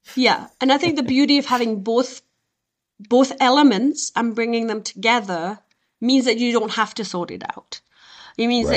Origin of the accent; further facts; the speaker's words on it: south of France, France; moved away as an adult; also born or lived in Beirut, Lebanon / Scotland / south of England / Switzerland; they moved to France, in the south of France. And so I was one, and I left the south of France. I was 21 years old